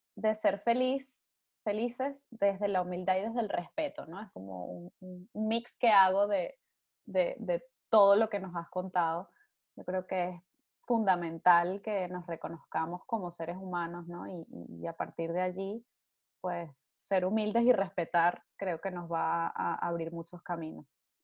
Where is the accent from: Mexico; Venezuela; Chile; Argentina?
Venezuela; now in Spain; nosotros como venezolanos